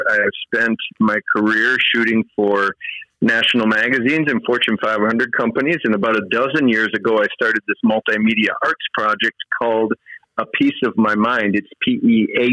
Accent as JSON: {"language": "English", "region": "Wisconsin", "country": "United States", "tie": "born or raised there", "also_born_or_lived": "Twin Cities, Minnesota", "moved": "as an adult", "said": "I grew up in Wisconsin"}